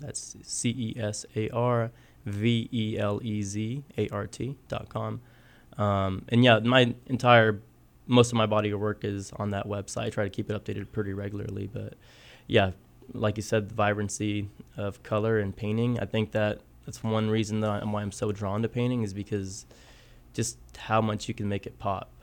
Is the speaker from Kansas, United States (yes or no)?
yes; Southwest Kansas, United States; moved away as an adult; also born or lived in Guerrero, Mexico / Texas; now in Kansas City, United States; I grew up in Southwest Kansas. originally from Mexico. Uh, I moved to the United States when I was three with my family